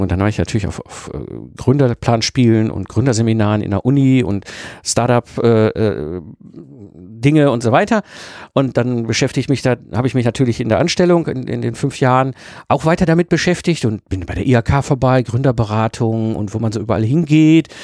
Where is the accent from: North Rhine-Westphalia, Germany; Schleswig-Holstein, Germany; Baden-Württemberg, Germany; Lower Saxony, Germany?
North Rhine-Westphalia, Germany; Ruhr area; ich bin ein Kind des Ruhrpots, ich bin zwischen Kohle und Stahl groß geworden